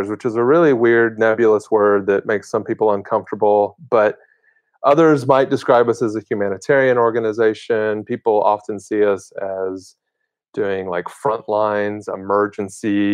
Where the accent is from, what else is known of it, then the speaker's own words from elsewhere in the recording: United States; As Americans